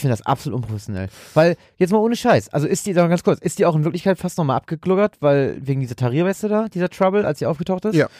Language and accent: German; Germany; als Deutscher